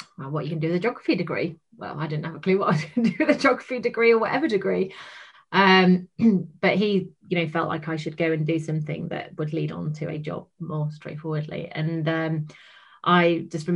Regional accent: Bickley, North West England, United Kingdom; moved away as an adult; also born or lived in Hull; I'm from Cheshire originally

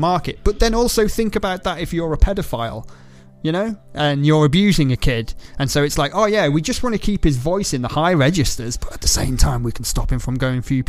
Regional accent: Ireland; I'm Irish

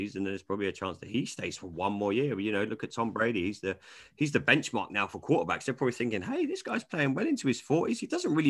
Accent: England, United Kingdom; I'm English

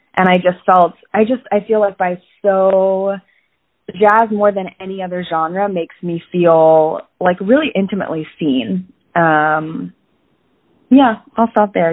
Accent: Falls Church, Virginia, United States; I grew up in Falls Church, Virginia, which is right outside of DC

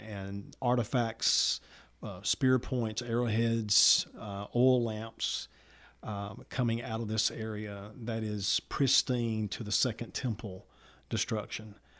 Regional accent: Walker County, Alabama, United States; also born or lived in Summerton, Alabama / Kimberly, Alabama; from Summerton, Alabama, grew up in Walker County

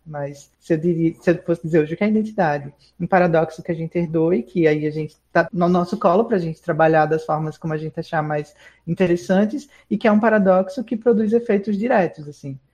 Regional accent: Pernambuco, Brazil; now in Southeast Brazil; sou pernambucana vivendo um processo migratório pelo Sudeste

